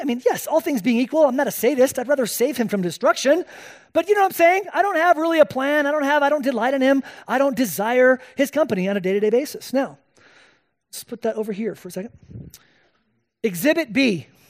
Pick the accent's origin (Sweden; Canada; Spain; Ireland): Spain; moved away; I was born and raised in Spain